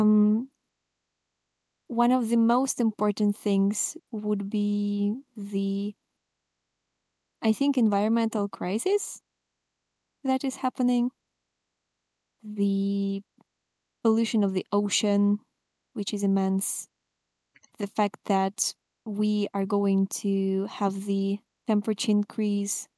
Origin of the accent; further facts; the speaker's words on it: Russia; I'm from Russia